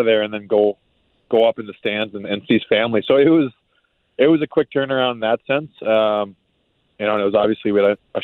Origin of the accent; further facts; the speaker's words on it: Maine, United States; moved away; I grew up in Maine.